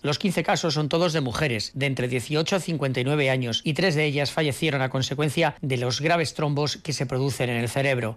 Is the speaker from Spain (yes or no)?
yes; Spain; En mi país, España